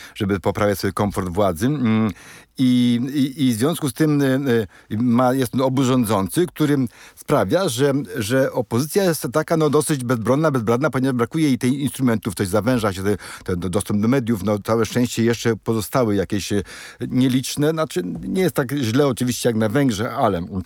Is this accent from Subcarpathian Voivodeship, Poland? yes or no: yes; Krosno, Subcarpathian Voivodeship, Poland; u mnie w Krośnie, prawda, który jest mniejszy od hełma